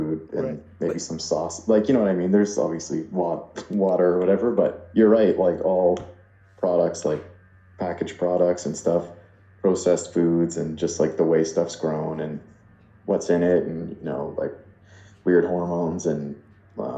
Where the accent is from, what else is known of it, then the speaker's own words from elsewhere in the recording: Ottawa, Ontario, Canada; I'm from Ottawa